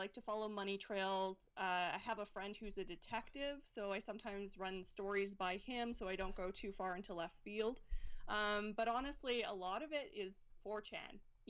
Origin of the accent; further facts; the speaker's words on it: Alberta, Canada; I'm from Alberta.